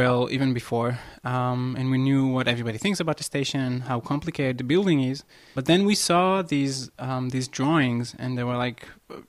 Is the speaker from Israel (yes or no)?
yes; Israel; I'm an architect from Israel.